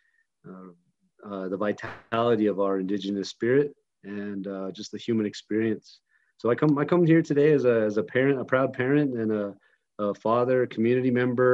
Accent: White Mountain Apache Tribe, northeastern Arizona, United States; I'm from the White Mountain Apache Tribe in northeastern Arizona

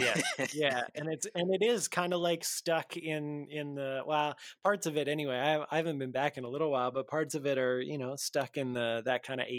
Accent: Lloydminster, Canada; I grew up in Lloydminster, which is just a couple hours outside of Edmonton.

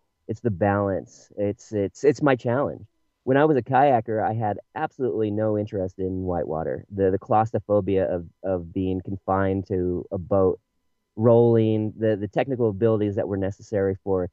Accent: United States; now in Bend, United States; I was raised in the Tahoe area

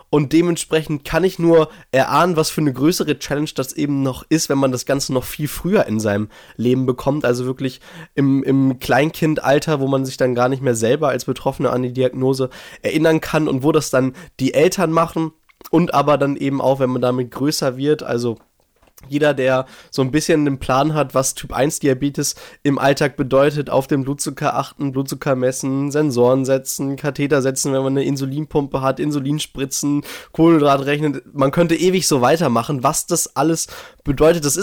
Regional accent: Herford, North Rhine-Westphalia, Germany; Genau, also hier in Herford, in meiner Heimat in Ostwestfalen, Nordrhein-Westfalen, so ein bisschen nördlicher in Deutschland.

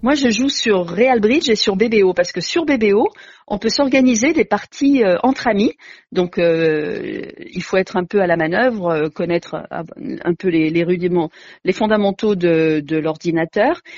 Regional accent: Grenoble, Auvergne-Rhône-Alpes, France; moi je suis grenobloise

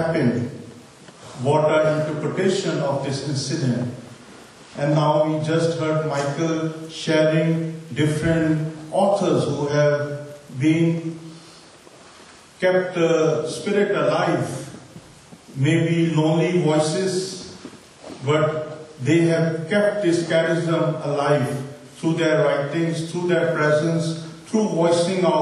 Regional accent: Pakistan; moved away as an adult; now in Istanbul, Turkey; As I come from Pakistan, and it is last 5 years that I am in Istanbul

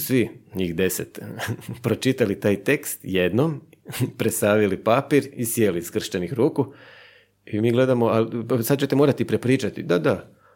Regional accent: Buzet, Istria County, Croatia; accent: Buzet kajkavian; moved away as an adult; also born or lived in Zagreb; Ja sam iz Buzeta mjestu u Istri.

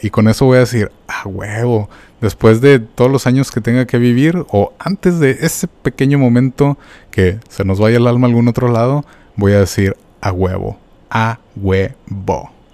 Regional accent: Mexico; como mexicanos

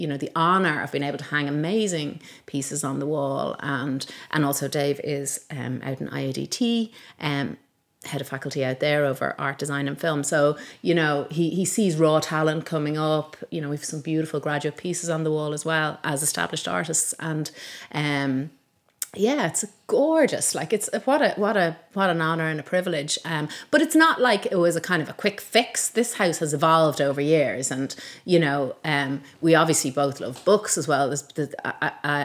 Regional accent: Malahide, Leinster, Ireland; also born or lived in Donegal / Manchester; I grew up in Malahide. I was born in Donegal because my dad was working for the bank up there at the time.

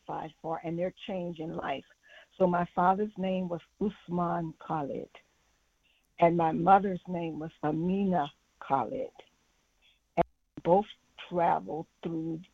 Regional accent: St. Louis, Missouri, United States; I grew up in St. Louis, Missouri, mostly

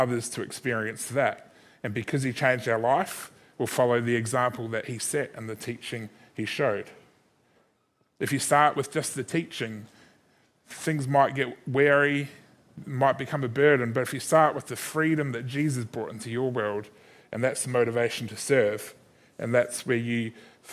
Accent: Christchurch, Canterbury, New Zealand; also born or lived in Sydney, Australia; now in Adelaide, Australia; Growing up in Christchurch in New Zealand, spending 7 years in Sydney, being surrounded by some amazing people, and then now living in Adelaide for the last 10 years

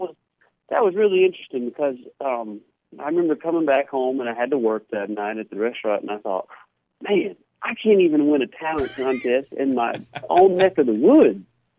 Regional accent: near Pontotoc, Mississippi, United States; Whenever you go home, and, of course, Pontotoc is my hometown, but it's pretty close.

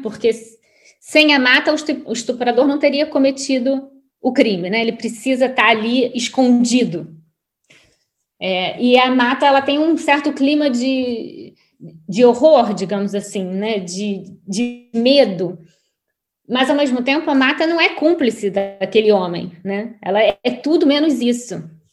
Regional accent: Brazil; now in Lisbon, Portugal; sou completamente brasileira. Inclusive, quanto mais tempo eu fico fora do Brasil, mais eu brasileira, mais brasileira eu me sinto

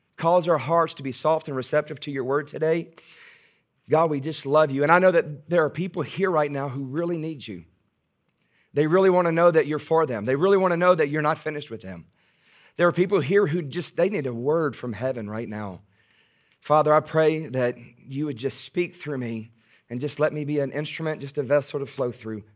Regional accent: Baton Rouge, Louisiana, United States; accent: Southern; I am from Baton Rouge. That's my hometown, born and raised in Baton Rouge.

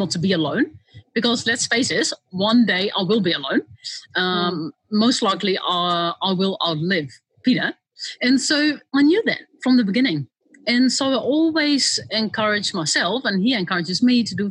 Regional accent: Netherlands; moved away as an adult; now in New Zealand; I grew up in Holland

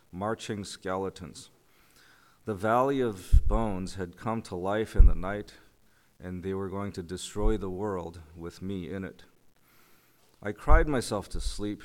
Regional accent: South Korea; now in New Canaan, United States; I was born in South Korea in the early 70s

